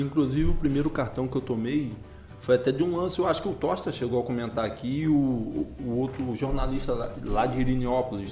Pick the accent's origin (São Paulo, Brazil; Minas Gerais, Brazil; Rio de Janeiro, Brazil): Rio de Janeiro, Brazil; Armação dos Búzios; also born or lived in Campos dos Goytacazes; Eu sou natural de Campos, mas a minha vida, assim, mais em Búzios do que em Campos